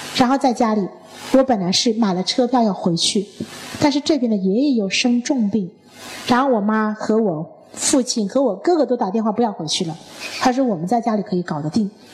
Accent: China; 我们中国人喜欢用一个孝字

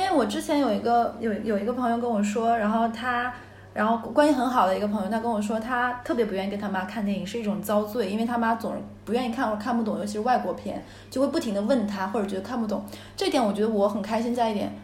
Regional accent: Northeast China, China; now in Shanghai, China; 因为我们是东北嘛， 东北那边水土好

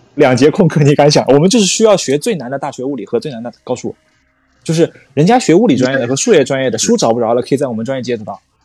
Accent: Zhejiang, China; moved away as an adult; also born or lived in Xinjiang; 我是浙江人，去新疆读大学

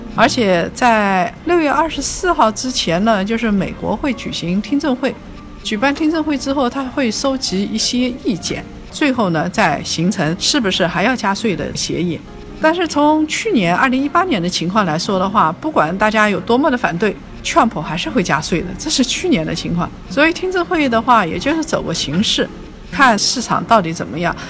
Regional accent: China; 因为我们中国人嘛，用的最多就是人民币

